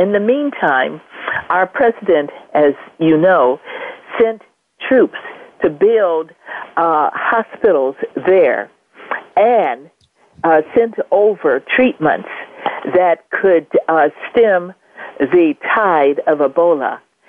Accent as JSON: {"language": "English", "town": "Los Angeles", "region": "California", "country": "United States", "tie": "born or raised there", "said": "I was born here in Los Angeles. I have a large family extended as well."}